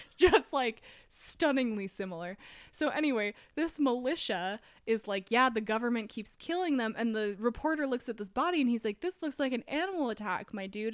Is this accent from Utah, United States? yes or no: yes; Utah, United States; we're, we're from Utah